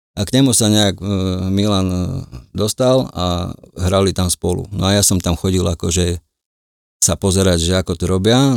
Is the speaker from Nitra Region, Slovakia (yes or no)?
no; Košice, Košice Region, Slovakia; moved away as an adult; also born or lived in Switzerland; tam, tam, tam som sa narodil, tam som vyrastal a do nejakých 36 rokov som tam pôsobil